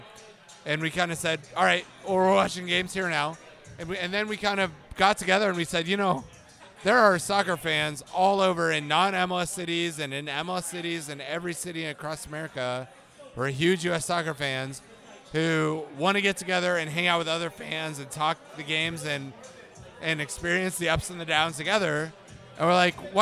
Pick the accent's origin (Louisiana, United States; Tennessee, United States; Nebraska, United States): Nebraska, United States; Lincoln; I'm from Lincoln, born and raised.